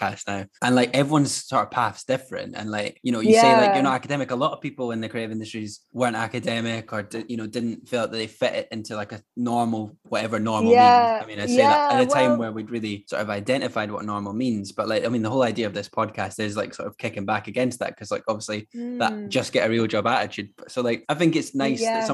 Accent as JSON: {"language": "English", "region": "Scotland", "country": "United Kingdom", "said": "as a Scottish person, like we have very specific words and dialogue and stuff."}